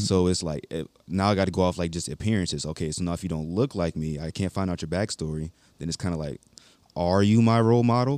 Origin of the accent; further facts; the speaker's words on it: Baltimore, Maryland, United States; also born or lived in North Carolina; now in Hawaii, United States; I am from Baltimore, Maryland. I graduated in Walter Williams High School in North Carolina